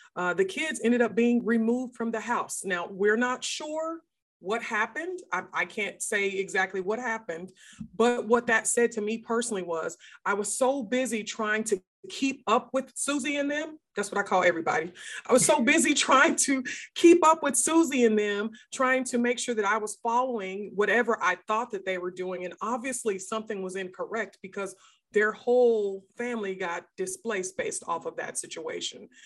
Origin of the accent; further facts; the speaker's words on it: outside of Seattle, Washington, United States; moved away as an adult; now in Texas, United States; he moved us up to a small town outside of Seattle, Washington